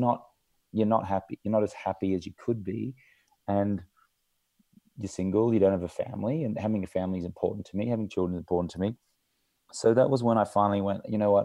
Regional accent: Australia; I grew up in Australia, in an Australian manly culture

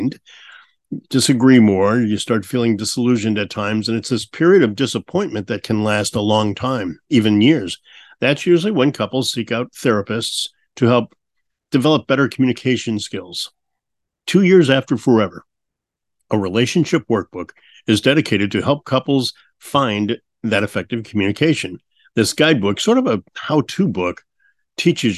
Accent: Peoria, Illinois, United States; Bradley University in Peoria, Illinois, and which ironically is where I was born

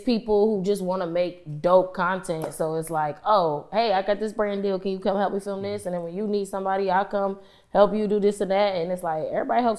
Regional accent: Rochester, New York, United States; also born or lived in West Coast; now in Dallas, United States; from Rochester, New York

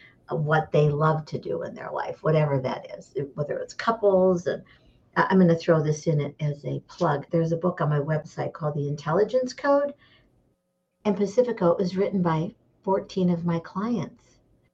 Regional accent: Michigan, United States; moved away as an adult; now in Scottsdale, Arizona, United States; I grew up in Michigan

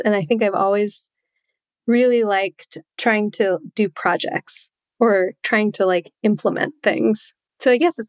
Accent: New Hampshire, United States; I grew up in New Hampshire

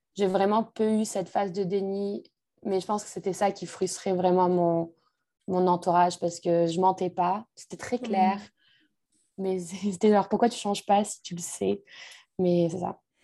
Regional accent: France; moved away as an adult; also born or lived in Montreal; je suis française

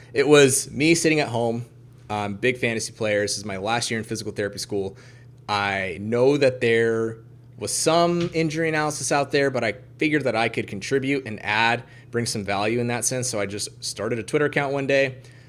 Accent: Kansas, United States; I'm originally from Kansas, the southwest corner of Kansas. I would say the butthole of the United States.

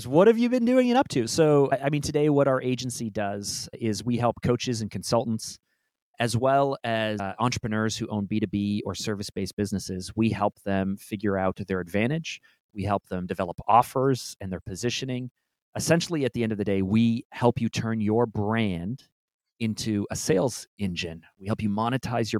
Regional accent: Toronto, Ontario, Canada; I was born and raised in Toronto

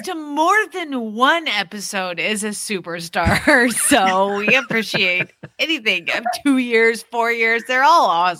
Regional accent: England, United Kingdom; from England.

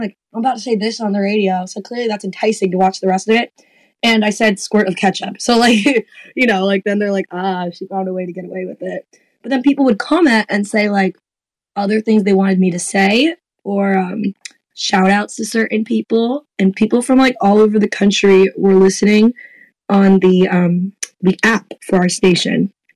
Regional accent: South Florida, United States; moved away; also born or lived in Louisville; I grew up in South Florida

